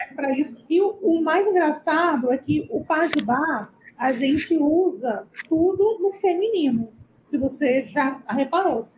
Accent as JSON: {"language": "Portuguese", "town": "Vitória", "region": "Espírito Santo", "country": "Brazil", "said": "sou aqui de Vitória, no Espírito Santo"}